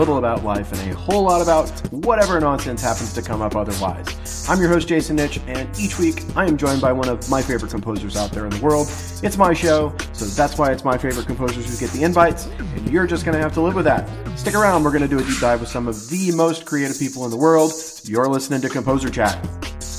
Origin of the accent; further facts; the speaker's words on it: Houston, Texas, United States; I grew up in Houston